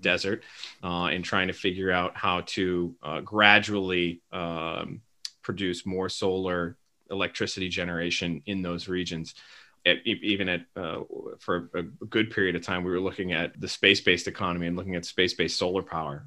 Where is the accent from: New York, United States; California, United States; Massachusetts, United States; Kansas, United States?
Massachusetts, United States; Quincy; I grew up here in Quincy, Massachusetts